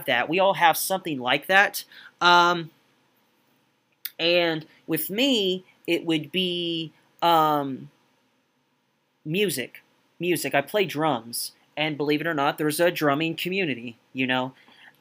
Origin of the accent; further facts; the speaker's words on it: United States; I'm from the States